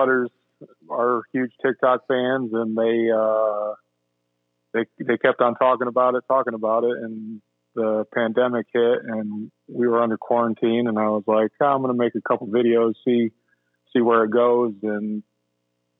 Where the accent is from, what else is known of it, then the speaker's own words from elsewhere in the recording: New York, United States; moved away; also born or lived in South Carolina; I was actually living in South Carolina at the time, and I'm originally from New York